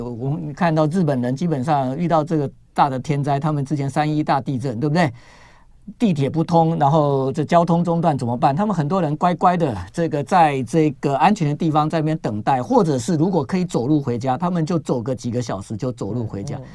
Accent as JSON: {"language": "Chinese", "country": "Taiwan", "said": "我们台湾人哦，基本上神经比较大条"}